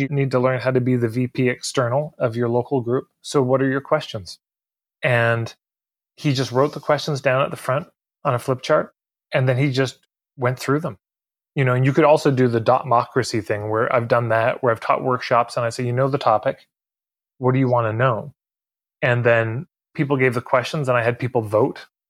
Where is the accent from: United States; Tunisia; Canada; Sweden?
Canada; Edmonton, Alberta; I'm from Edmonton, Alberta. I grew up here